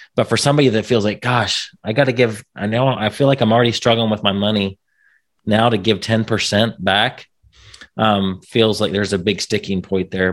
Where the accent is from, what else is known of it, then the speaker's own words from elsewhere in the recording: Indiana, United States; I'm from Indiana